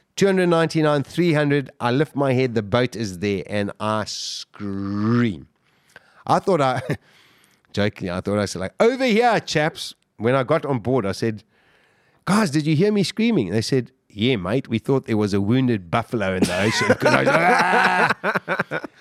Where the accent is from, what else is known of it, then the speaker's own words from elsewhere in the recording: Durban, KwaZulu-Natal, South Africa; We were growing up in Durban, we surfed all the time.